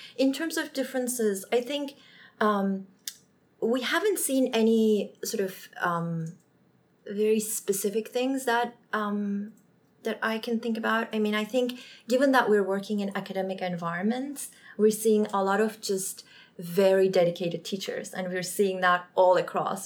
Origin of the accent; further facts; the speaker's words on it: Turkey; now in United States; I'm from Turkey